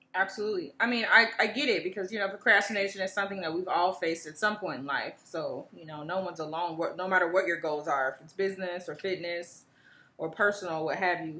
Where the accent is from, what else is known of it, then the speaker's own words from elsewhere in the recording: Chicago, Illinois, United States; my hometown, Chicago